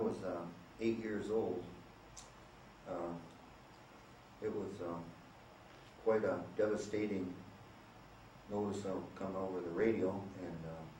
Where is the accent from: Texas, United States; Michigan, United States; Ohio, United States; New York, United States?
Michigan, United States; Grand Rapids; I was born in Homemakers, Michigan, which probably could call them Grand Rapids.